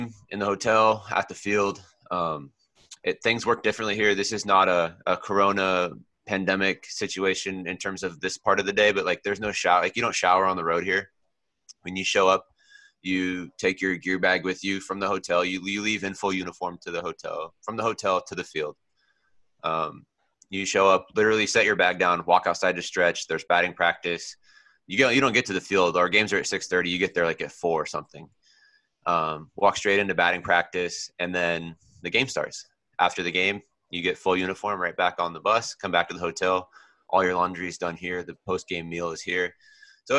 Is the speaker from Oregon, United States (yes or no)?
yes; Oregon, United States; also born or lived in California; Californian born and Oregon raised